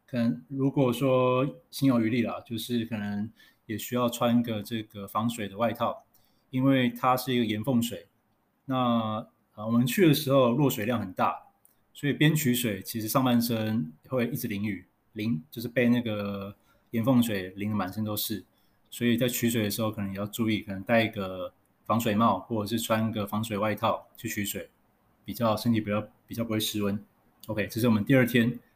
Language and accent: Chinese; Taipei, Taiwan; 因为我是台北人